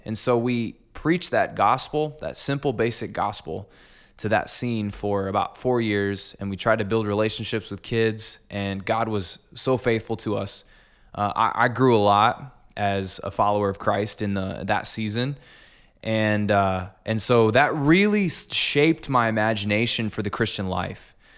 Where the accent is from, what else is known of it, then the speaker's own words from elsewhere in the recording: Clinton, Iowa, United States; moved away as an adult; also born or lived in Des Moines, Iowa / Cedar Falls, Iowa; I'm actually from Clinton. So, I went to Clinton High and grew up in this town